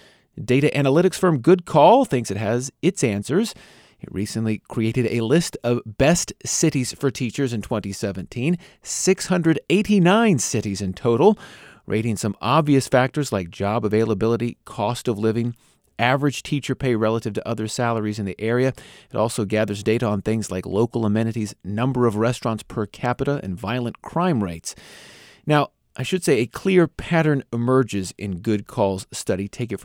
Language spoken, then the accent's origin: English; Independence, Missouri, United States; briefly took a job in Independence, Missouri. There, I enjoyed feeling like I was giving back to my hometown